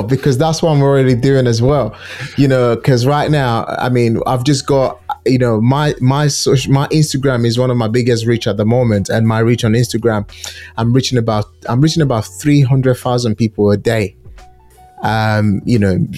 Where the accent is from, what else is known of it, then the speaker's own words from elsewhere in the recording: Nigeria; now in United Kingdom; Nigeria is a country I'm so passionate about. That's my home country